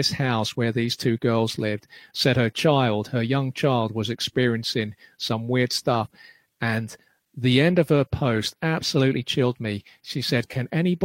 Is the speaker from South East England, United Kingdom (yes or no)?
no; London, United Kingdom; I grew up in Clapham, and when I was little